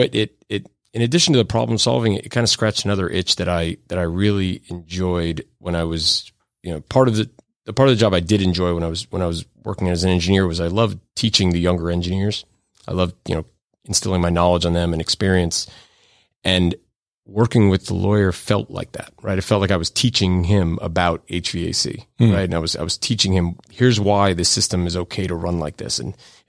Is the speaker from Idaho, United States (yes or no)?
no; Florida, United States; also born or lived in New York; I was born in New York, but grew up in South Florida.